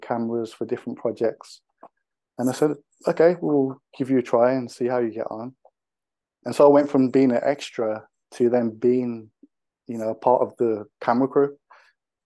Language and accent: English; Wolverhampton, West Midlands, United Kingdom; Growing up in Wolverhampton, there was a group of us that worked together that were directors and filmmakers